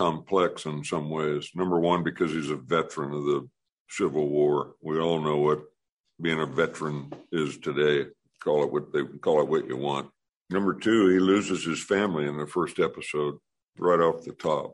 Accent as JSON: {"language": "English", "region": "California", "country": "United States", "tie": "born or raised there", "said": "I was born in California"}